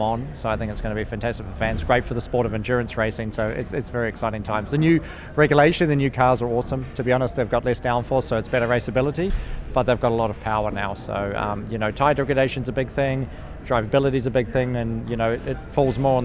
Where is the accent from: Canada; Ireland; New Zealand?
New Zealand; now in United States; being a Kiwi